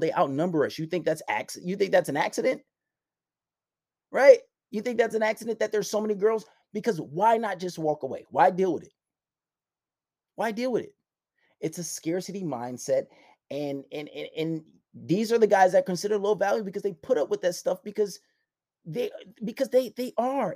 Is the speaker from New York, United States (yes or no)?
yes; New York City, New York, United States; I grew up in Far Rockaway